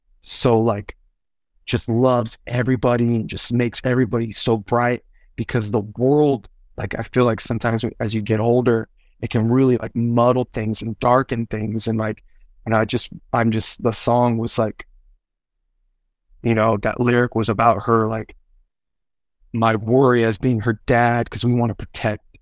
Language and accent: English; Castro Valley, California, United States; also born or lived in Berkeley, California / Oakland, California; I grew up most of my life in a town next to Berkeley, a little city called Castro Valley. That's where I grew up.